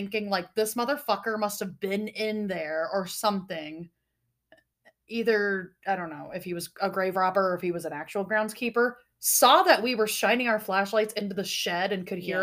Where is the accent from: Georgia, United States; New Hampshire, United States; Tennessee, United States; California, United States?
New Hampshire, United States; Manchester; moved away as an adult; also born or lived in North Dakota; now in Minneapolis, United States; I grew up in Manchester, New Hampshire, so that's a very big city. But and now I live in Minneapolis.